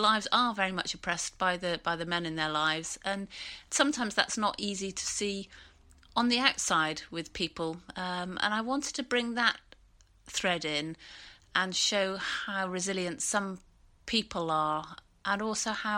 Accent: Bath, South West England, United Kingdom; I used to cycle to school, and I grew up in Bath

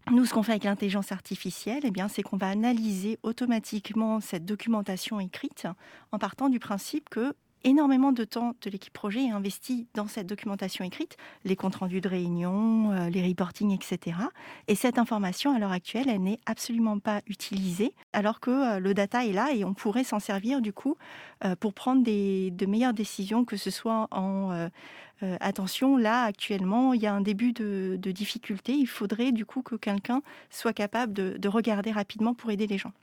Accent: France; moved away as an adult; also born or lived in Vancouver; je suis née en France de parents en fait qui sont venus avec la guerre

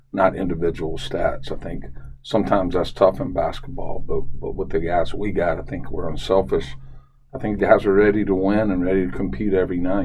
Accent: Charlotte, North Carolina, United States; growing up in Charlotte

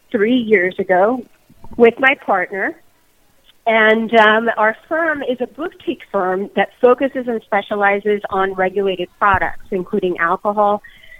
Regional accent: Miami, Florida, United States; born and raised in Miami, born of Cuban immigrant parents

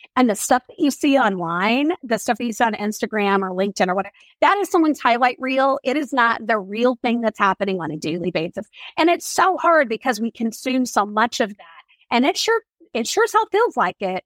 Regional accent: Oklahoma, United States; I grew up in Oklahoma

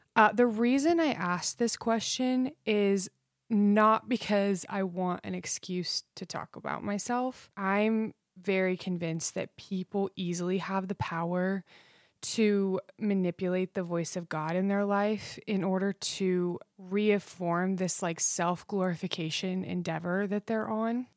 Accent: Idaho, United States; I grew up in Idaho, um, which will probably explain my love for country. Um, I was raised out in the foothills

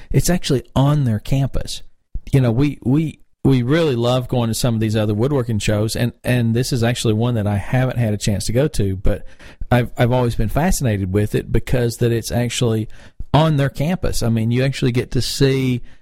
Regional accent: North Carolina, United States; now in Atlanta, United States; I love Winston-Salem because that's my home state

